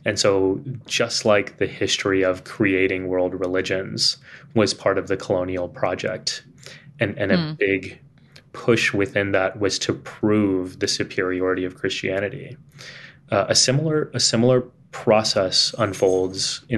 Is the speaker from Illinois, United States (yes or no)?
no; San Antonio, Texas, United States; accent: Texan; now in New York City, United States; I was growing up in Texas